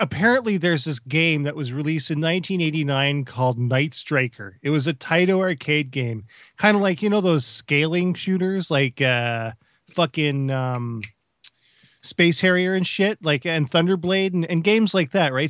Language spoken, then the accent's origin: English; Canada